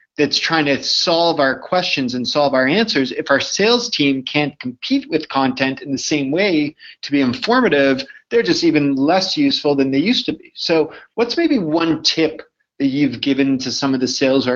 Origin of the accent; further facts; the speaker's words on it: Canada; I'm Canadian